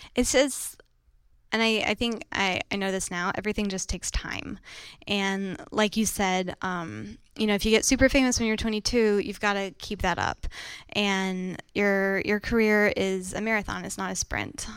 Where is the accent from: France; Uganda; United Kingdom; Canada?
France; now in New York City, United States; I was born and raised in France